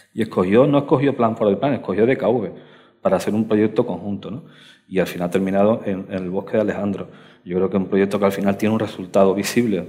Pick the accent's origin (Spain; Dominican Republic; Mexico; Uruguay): Spain; Alcalá de los Gazules, Andalusia; now in Madrid, Spain; mi tierra, yo soy de Cádiz, de Alcalá de los Gazules